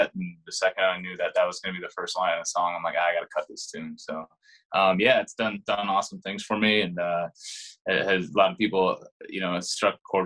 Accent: Champlin, Minnesota, United States; also born or lived in Nashville, Tennessee; I'm originally from Champlin, Minnesota

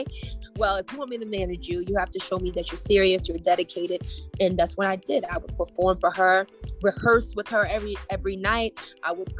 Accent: Maryland, United States; Growing up in Maryland, it was quite diverse for me

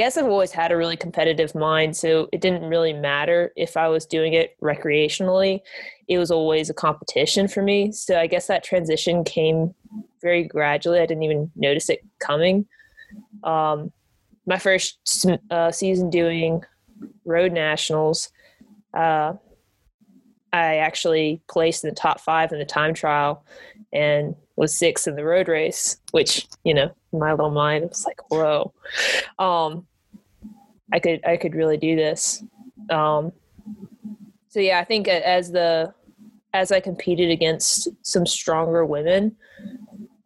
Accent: Valdese, North Carolina, United States; my hometown, Valdez, North Carolina.

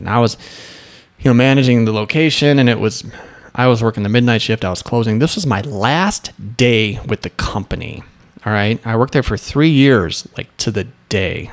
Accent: Midwest, United States; moved away; also born or lived in Michigan; I'm from the Midwest

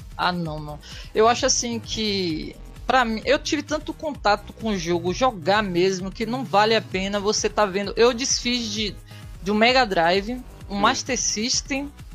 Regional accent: Bahia, Brazil; Sou da Bahia

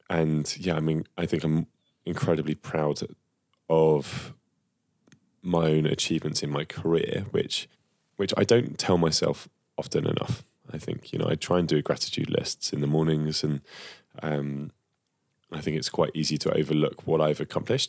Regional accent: United Kingdom; as Brits, right? As British men and women

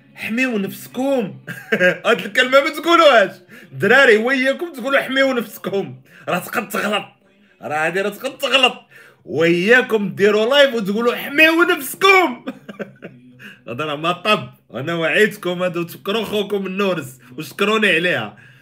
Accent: Morocco; عندنا في المغرب

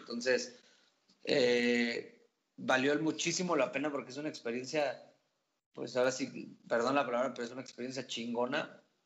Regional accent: Santiago de Querétaro, Querétaro, Mexico; also born or lived in Oaxaca; yo soy de Querétaro.

